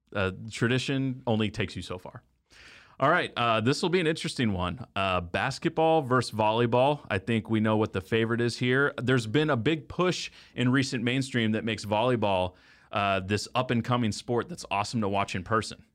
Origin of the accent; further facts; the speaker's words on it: Texas, United States; I did grow up in Texas